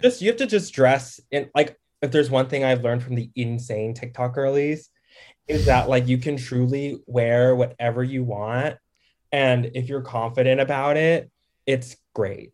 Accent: Dallas, Texas, United States; also born or lived in Harlem, New York; now in Brooklyn, United States; I'm from D F W, like Dallas.

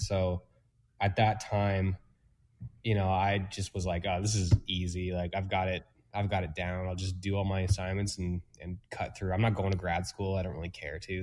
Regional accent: Toronto, Ontario, Canada; moved away as an adult; now in Peterborough, Canada; I'm not originally from Peterborough, um, from the GTA. So I moved here

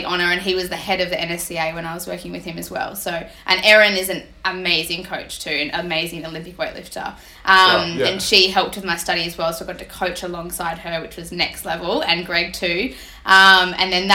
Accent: Melbourne, Victoria, Australia; moved away as an adult; I'm from the East Coast, moved here for my master's degree

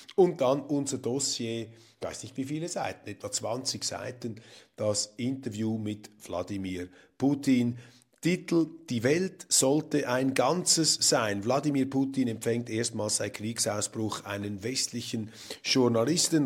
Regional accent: Switzerland; als Schweizer

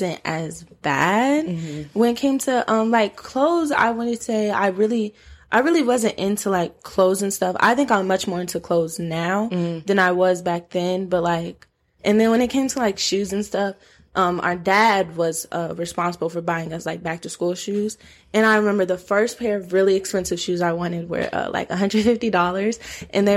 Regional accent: Georgia, United States; also born or lived in Minnesota; we're from Georgia

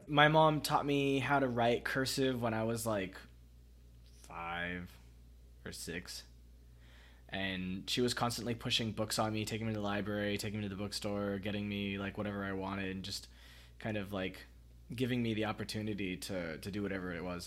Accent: Miami, Florida, United States; also born or lived in Pembroke Pines / Vietnam; I moved from Miami to Pembroke Pines. It's not very far. It's like 30 minutes by car. But I was like 12 when it happened.

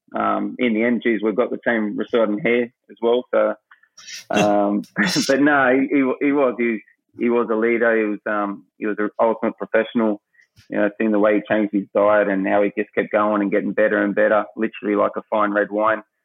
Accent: Australia; moved away; being an Aussie

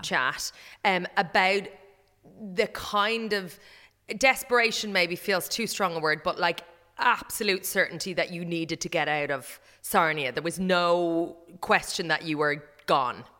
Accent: Ireland; as an Irish person

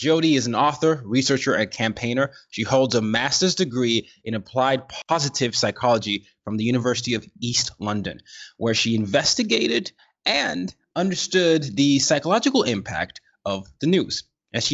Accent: Nigeria; So I'm a Nigerian and I grew up in different parts of the world.

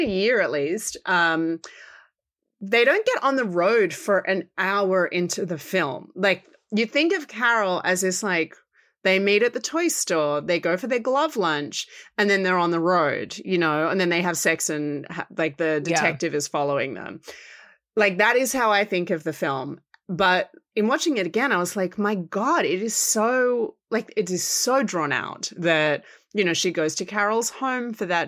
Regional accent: Australia; Because I'm Australian

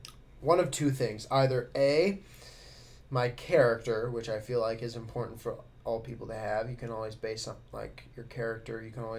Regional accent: Colorado, United States; Well, I know that Colorado, I only know this because I'm from Colorado, but, like

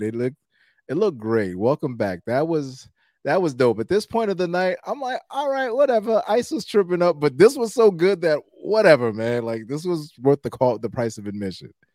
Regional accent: New York City, New York, United States; I'm from Brooklyn, so, you know, I'm from New York

